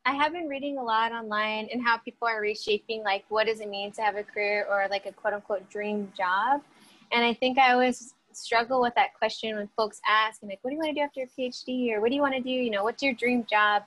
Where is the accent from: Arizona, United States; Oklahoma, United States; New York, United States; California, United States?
California, United States; Bakersfield; now in Los Angeles, United States; I was born and raised in Bakersfield